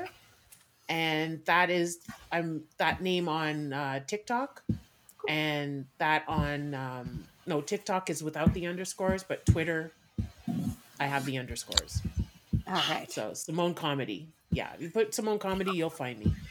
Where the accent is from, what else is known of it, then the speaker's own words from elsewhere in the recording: Canada; I'm Canadian born and raised, my parents were from uh, South